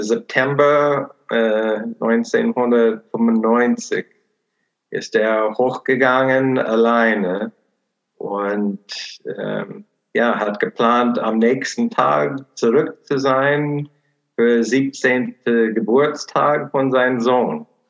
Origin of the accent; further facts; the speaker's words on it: Portland, Oregon, United States; German is a second language; moved away as an adult; now in Cologne, Germany; meine Heimat ist Portland, Oregon, USA.